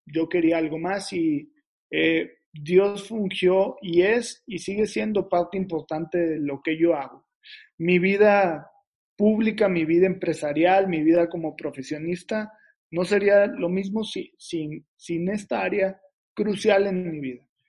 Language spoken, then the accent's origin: Spanish; Reynosa, Tamaulipas, Mexico; la ciudad de donde soy, que soy pues, de Reynosa, Tamaulipas, a mucho orgullo